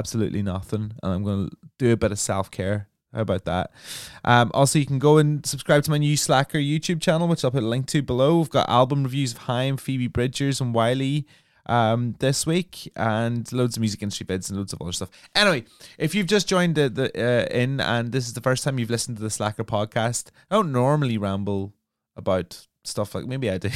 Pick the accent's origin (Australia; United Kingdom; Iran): United Kingdom; England; moved away as an adult; also born or lived in London / Brighton; I'm from a small town